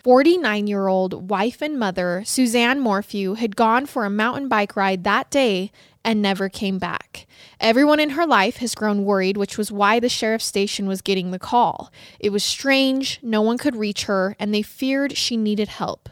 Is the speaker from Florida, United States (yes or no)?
no; Idaho, United States; Growing up in Idaho